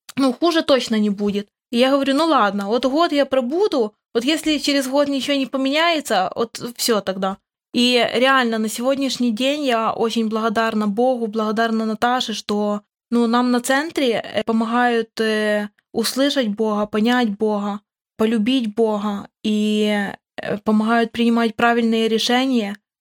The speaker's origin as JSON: {"language": "Russian", "region": "Khmelnytskyi Oblast", "country": "Ukraine", "said": "Я тоже с Украины, с Хмельницкой области"}